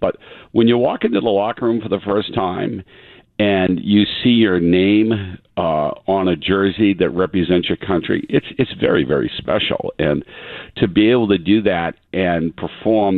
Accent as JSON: {"language": "English", "town": "Easton", "region": "Massachusetts", "country": "United States", "tie": "born or raised there", "said": "growing up in Easton"}